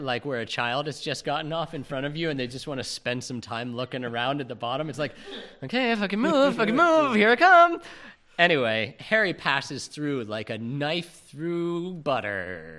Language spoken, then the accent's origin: English; United Kingdom; But being British and not redheaded, it's my stately duty to talk shit about these guys.